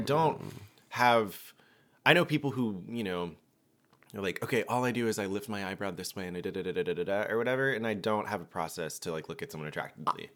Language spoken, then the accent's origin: English; Georgia, United States; I'm from Georgia, and we smile at people